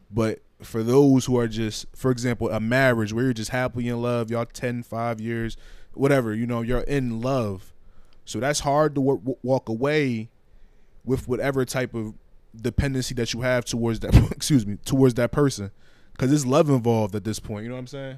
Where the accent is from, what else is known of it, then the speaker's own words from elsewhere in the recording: Liberia; moved away; my home country of Liberia